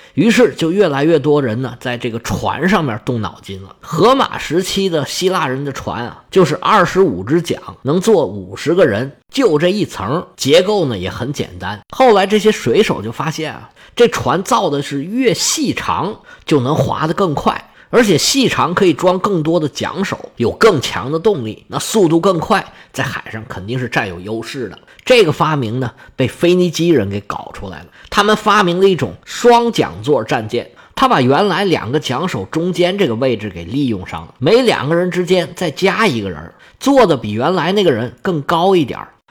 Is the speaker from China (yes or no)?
yes; China; 我们中国人